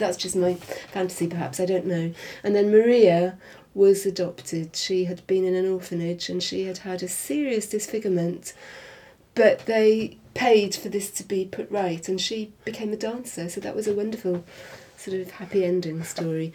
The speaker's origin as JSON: {"language": "English", "region": "Wales", "country": "United Kingdom", "tie": "born or raised there", "said": "in the part of Wales that I grew up"}